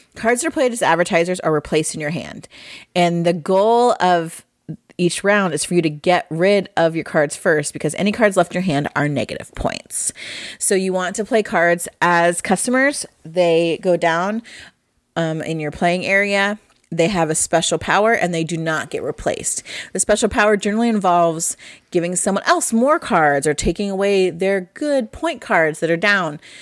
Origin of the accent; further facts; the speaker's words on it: Midwest, United States; I'm from the Midwest